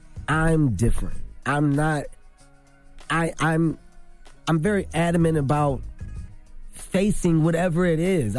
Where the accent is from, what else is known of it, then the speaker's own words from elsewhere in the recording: Philadelphia, Pennsylvania, United States; Listen, I'm from Philadelphia.